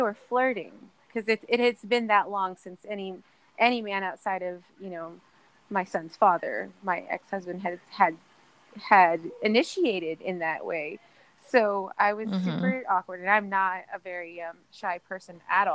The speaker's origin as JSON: {"language": "English", "town": "San Antonio", "region": "Texas", "country": "United States", "moved": "as an adult", "lives_now": "Austin, United States", "said": "I'm from San Antonio, and I've been coming up to Austin almost mm-hmm. all of my life"}